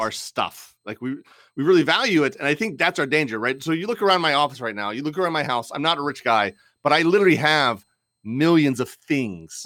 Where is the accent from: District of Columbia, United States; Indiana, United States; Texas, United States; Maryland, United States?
District of Columbia, United States; Washington; I grew up in the D C area